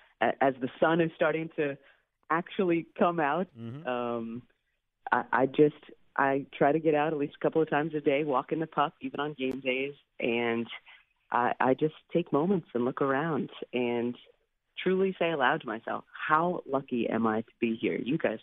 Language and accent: English; West Coast, United States; moved away as an adult; now in Philadelphia, United States; growing up on the West Coast